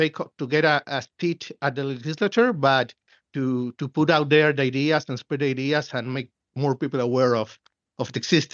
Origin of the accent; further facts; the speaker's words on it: Buenos Aires, Argentina; I was born and raised in Buenos Aires, Argentina, in the capital.